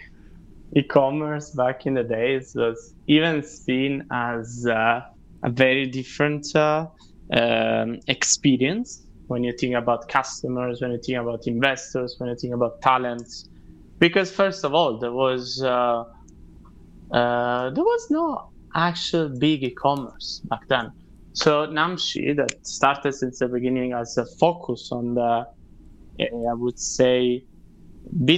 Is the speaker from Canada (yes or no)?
no; Italy; moved away as an adult; also born or lived in Milan / Australia; now in Dubai, United Arab Emirates; I'm originally from Italy